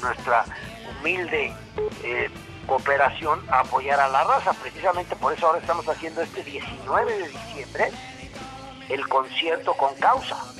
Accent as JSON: {"language": "Spanish", "region": "Puebla", "country": "Mexico", "said": "Los poblanos estamos conquistando el mundo"}